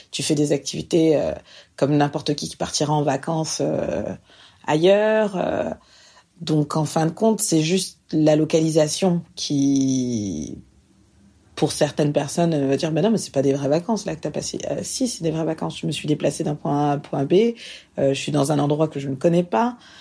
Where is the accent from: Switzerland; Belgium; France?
France; moved away as an adult; now in Montreal, Canada; je vis actuellement à Montréal, donc euh, je suis française, je vis ici maintenant depuis 5 ans